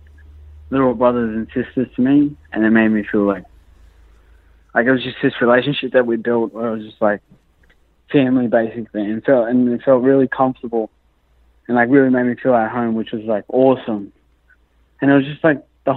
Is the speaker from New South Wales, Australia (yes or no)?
yes; Sydney, New South Wales, Australia; I'm from Sydney